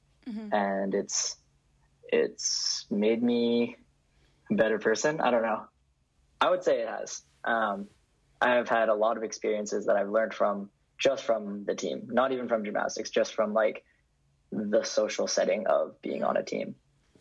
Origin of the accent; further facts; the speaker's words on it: Vancouver, British Columbia, Canada; moved away as an adult; now in Berkeley, United States; I grew up in Vancouver and I go to UC Berkeley